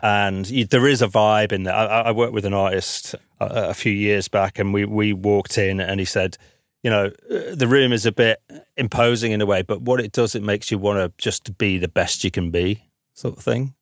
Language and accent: English; the north of England, United Kingdom; moved away as an adult; now in London, United Kingdom; me being a Northerner